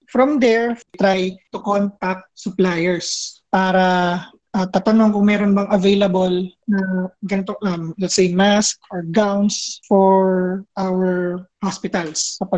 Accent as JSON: {"language": "Tagalog", "town": "Pulilan", "region": "Central Luzon", "country": "Philippines", "tie": "born or raised there", "moved": "as an adult", "lives_now": "Los Baños, Philippines", "said": "dun sa hometown namin sa Pulilan, Bulacan. Simple lang yung buhay sa Pulilan eh. Although may mga developed na lugar na, So marami pa rin kaming sakahan. So meron pa rin talagang probinsya feels dun sa lugar namin."}